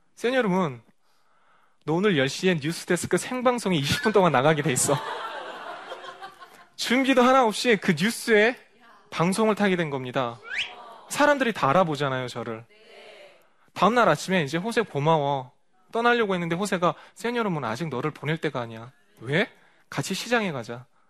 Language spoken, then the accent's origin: Korean; South Korea; moved away as an adult; 제 고향 한국에 돌아와서